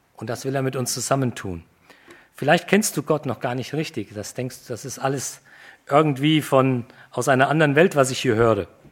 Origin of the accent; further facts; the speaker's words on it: Germany; wir als Deutsche